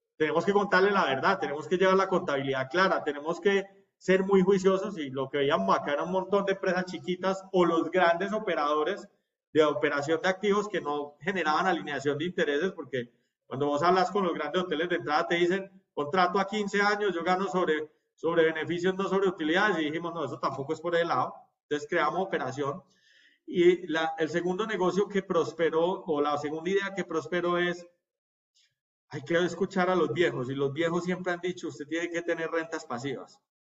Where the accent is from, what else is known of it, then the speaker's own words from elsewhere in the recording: Colombia; nosotros como colombianos